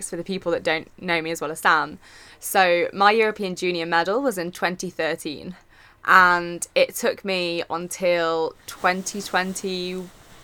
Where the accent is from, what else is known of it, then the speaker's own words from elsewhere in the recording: Nottingham, East Midlands, United Kingdom; moved away as an adult; now in Sheffield, United Kingdom; I'm originally from Nottingham